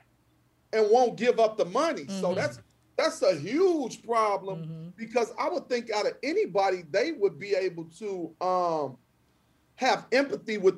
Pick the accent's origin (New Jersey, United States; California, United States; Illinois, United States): Illinois, United States; Chicago; I'm from the Austin community, which is numerically the most violent community in Chicago